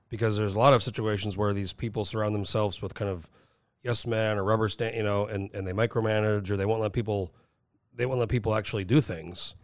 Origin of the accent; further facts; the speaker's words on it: Rio Rancho, New Mexico, United States; moved away; I grew up in Rio Rancho